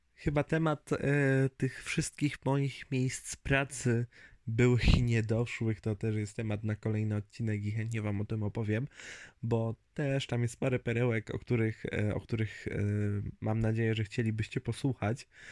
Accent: Zgierz, Łódź Voivodeship, Poland; moved away as an adult; also born or lived in Lublin; now in near Radom, Poland; Ogólnie wychowałem się i mieszkałem pod Łodzią. Z punktu widzenia mapy to nad Łodzią, w Zgierzu

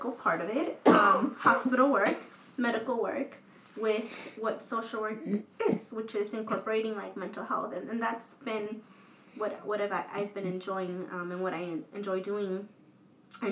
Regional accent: Los Angeles, California, United States; growing up in South

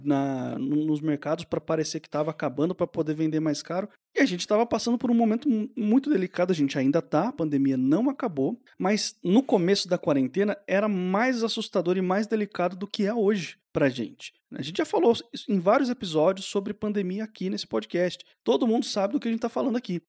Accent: Brazil; Porque eu nasci e passei minha vida inteira aqui no Brasil

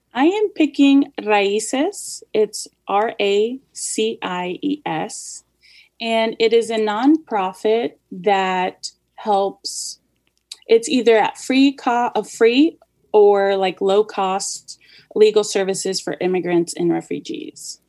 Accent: United States; also born or lived in Los Angeles, California / Kansas City; born in the Los Angeles area and raised there till I was about eight or so. And then we moved to Kansas City

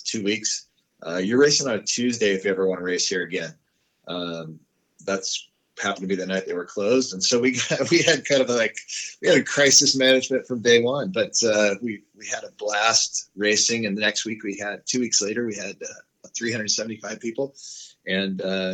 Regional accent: San Clemente, California, United States; I grew up in San Clemente, California

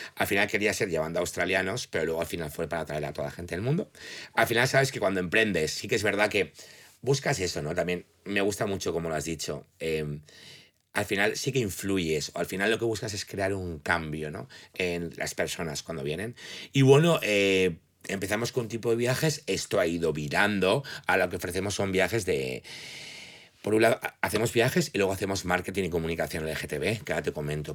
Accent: Valencian Community, Spain; also born or lived in United States / England; siendo valencianos

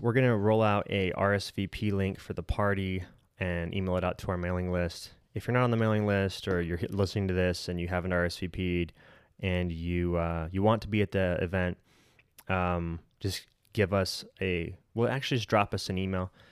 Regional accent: Colorado City, Arizona, United States; we grew up together in Colorado City slash Centennial Park

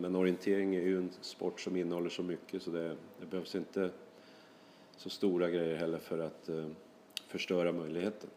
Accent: Sweden; now in Norway; jag känner mig väl eh, som en svensk i Norge

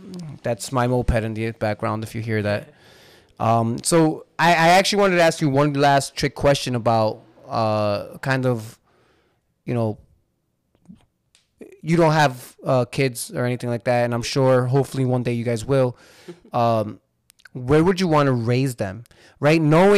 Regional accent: Hudson County, New Jersey, United States; also born or lived in Lodi, New Jersey / Clifton, New Jersey / Union City, New Jersey; I love Hudson County. I grew up in Hudson County my whole life. Mm-hmm. I've lived in Lodi. I've owned a house in Clifton. You know, I'm back here in Union City, and I just love it out here.

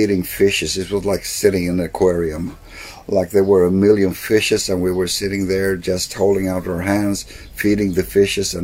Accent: Sweden; first language Swedish; English is a second language; it's not my native language

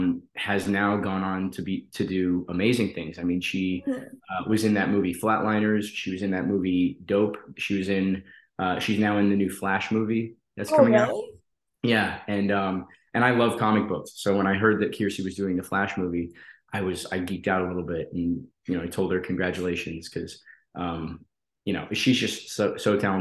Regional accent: Colorado, United States; I grew up in Colorado

